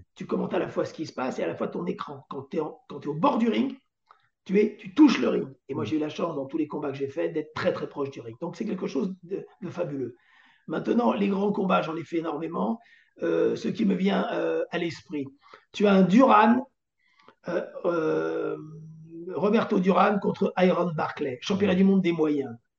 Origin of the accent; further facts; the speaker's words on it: Antony, Île-de-France, France; je viens d'Antony et j'allais voir le Parc des Princes depuis l'âge de 10-12 ans